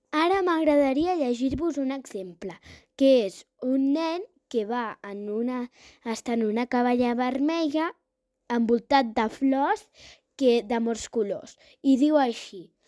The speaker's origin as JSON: {"language": "Catalan", "town": "Terrassa", "region": "Catalonia", "country": "Spain", "said": "tinc 9 anys i sóc de Terrassa"}